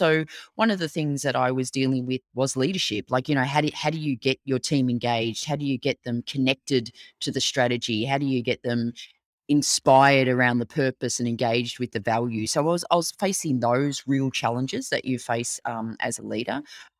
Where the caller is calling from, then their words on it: Melbourne, Victoria, Australia; but I am dialing in from Melbourne, Australia. So we are in very sunny summer right now.